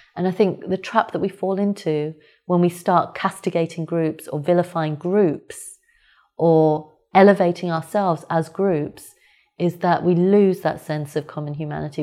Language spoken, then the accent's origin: English; United Kingdom; I was born and brought up here. And in every way, I consider myself British